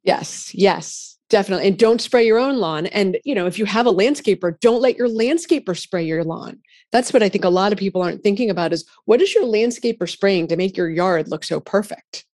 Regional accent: Massachusetts, United States; I'm from Massachusetts

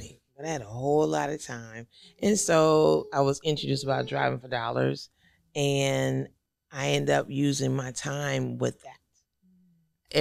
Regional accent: Houston, Texas, United States; also born or lived in Dallas, Texas; I'm originally from Houston

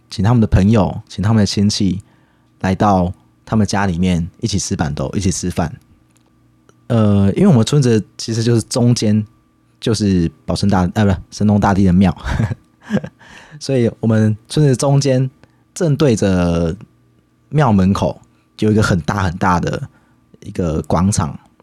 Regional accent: Chiayi County, Taiwan; 我自己的家乡，在嘉义有一个叫做丰收村的地方，它的台语叫做灰熊真

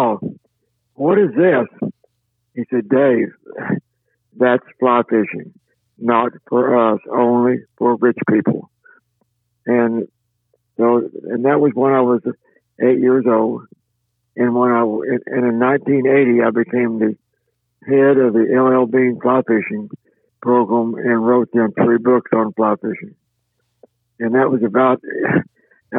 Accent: Oklahoma, United States; I was born and raised here in Oklahoma

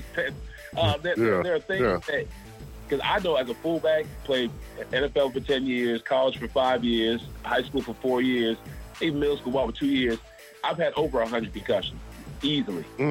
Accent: Charleston, United States; now in Atlanta, United States; I grew up in Charleston. I've been in Atlanta since 07.

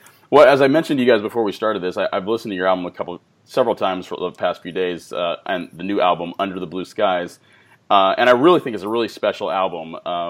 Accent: California, United States; growing up in California too, my grandparents used to take me to Calico Ghost Town all the time as a kid.

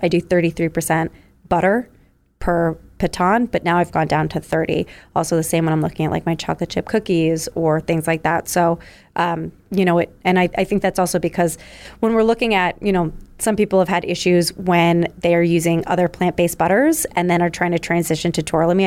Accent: New York, United States; moved away as an adult; also born or lived in Philadelphia; I'm originally from New York

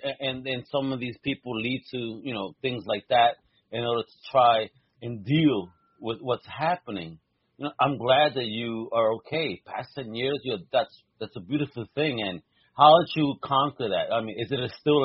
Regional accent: New York, United States; I grew up in New York.

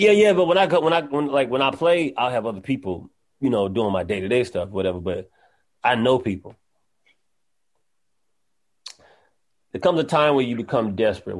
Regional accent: North Carolina, United States; now in Los Angeles, United States; I'm originally from North Carolina

